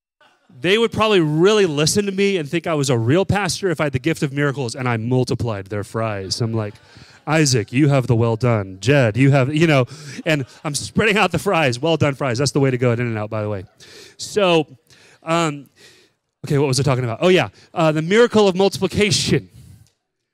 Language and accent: English; Texas, United States; moved away; I'm from Texas. We didn't have bottle brush trees there growing up